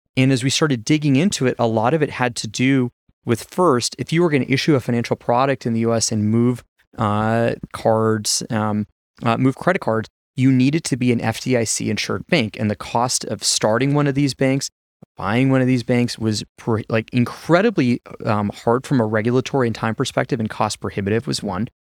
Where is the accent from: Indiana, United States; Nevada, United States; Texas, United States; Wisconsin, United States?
Nevada, United States; Las Vegas; moved away as an adult; also born or lived in China; my hometown, Vegas